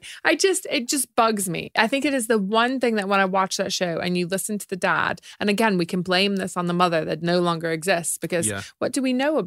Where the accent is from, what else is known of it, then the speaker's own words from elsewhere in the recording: United States; moved away as an adult; obviously I'm American. Although I lived here for 20 years, I'm horrible with accents.